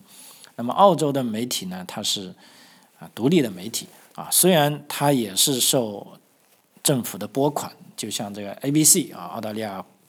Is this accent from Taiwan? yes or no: no; China; now in Australia; 如果我们从这个中国大陆来的朋友都会知道啊，这个人民日报的社论啊，新华社的社论啊